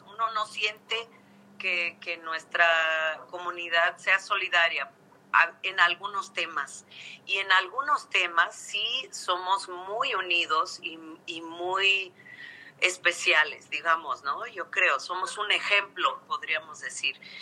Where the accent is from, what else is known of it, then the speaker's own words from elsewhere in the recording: Mexico; es nuestro país, es nuestro país